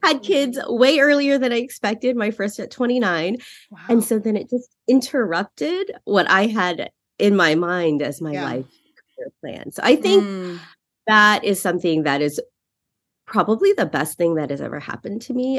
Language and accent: English; San Francisco Bay Area, California, United States; I grew up in the Bay Area